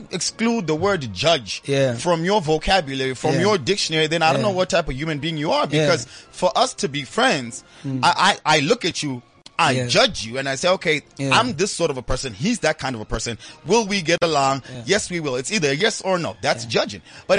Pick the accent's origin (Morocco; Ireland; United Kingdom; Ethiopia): Morocco; And not because I'm from South Africa, because I'm actually from Morocco.